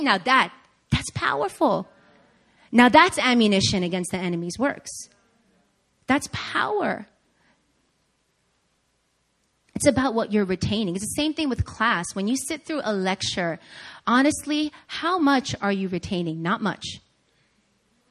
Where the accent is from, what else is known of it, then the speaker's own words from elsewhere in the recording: Long Island, New York, United States; moved away; I grew up in Long Island, New York, in the suburbs.